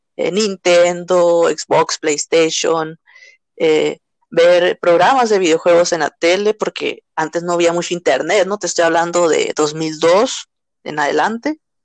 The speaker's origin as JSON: {"language": "Spanish", "country": "Mexico", "said": "como mexicanos"}